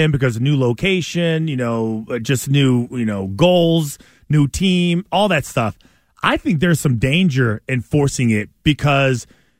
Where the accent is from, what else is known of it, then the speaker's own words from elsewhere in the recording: Saginaw, Michigan, United States; I'm from the Valley. Saginaw, Michigan. Saginaw.